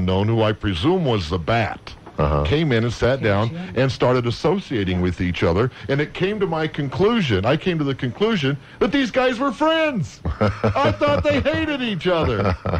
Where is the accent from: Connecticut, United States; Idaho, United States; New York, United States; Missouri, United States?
Idaho, United States; near Idaho Falls, United States; born or raised there